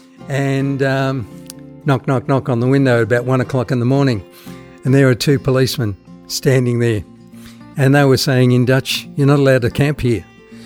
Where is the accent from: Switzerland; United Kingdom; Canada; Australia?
Australia; Geelong, Victoria; also born or lived in Netherlands / Horsham / Melbourne; I grew up in Geelong.